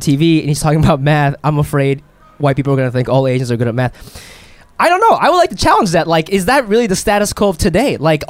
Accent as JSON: {"language": "English", "region": "Midwest", "country": "United States", "tie": "born or raised there", "said": "I grew up in the Midwest."}